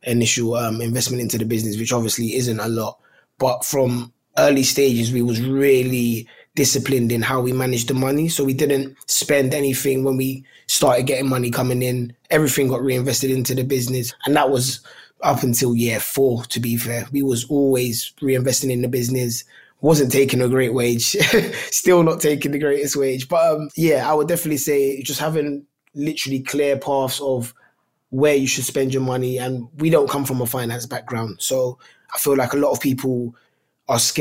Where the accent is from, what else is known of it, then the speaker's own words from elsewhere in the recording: London, United Kingdom; where we are from in Tooting, Southwest London